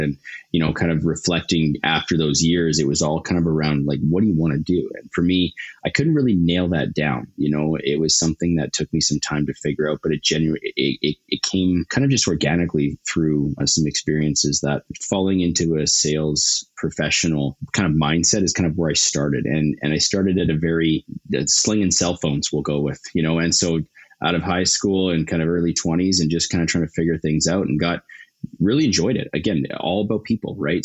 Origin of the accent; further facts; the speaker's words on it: Calgary, Alberta, Canada; I'm born and raised Calgarian